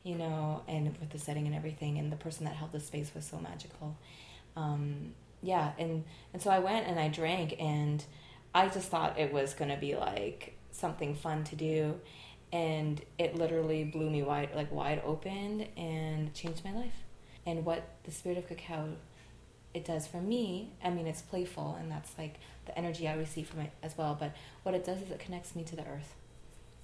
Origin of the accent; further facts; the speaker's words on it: Montreal, Quebec, Canada; I'm from Montreal.